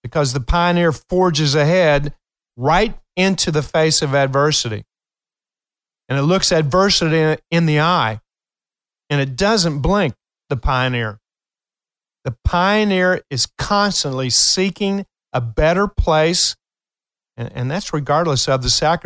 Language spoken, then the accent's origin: English; Appalachian Hills of Eastern Kentucky, United States; I am from Kentucky, and I'm a proud hillbilly from the Appalachian Hills of Eastern Kentucky